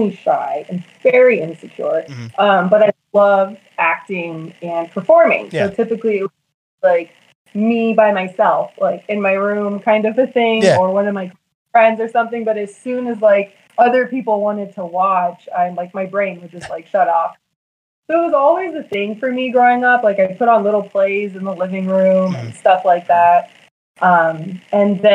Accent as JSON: {"language": "English", "town": "Las Vegas", "region": "Nevada", "country": "United States", "tie": "born or raised there", "said": "I am a native, so I'm actually from here, Las Vegas, Nevada."}